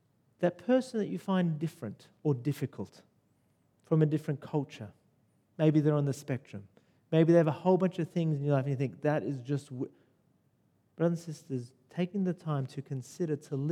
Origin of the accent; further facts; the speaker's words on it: Sydney, New South Wales, Australia; now in Lower North Shore, Sydney, Australia; I grew up in Western Sydney, right? Rudy Hill